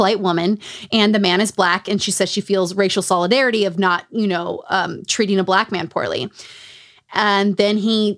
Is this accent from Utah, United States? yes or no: yes; Utah, United States; Growing up in Utah.